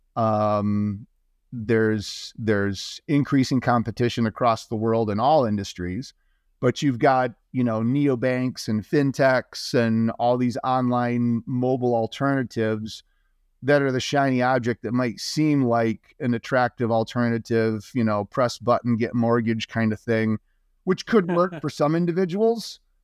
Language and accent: English; Marshall, Michigan, United States; I grew up in Little Marshall, Michigan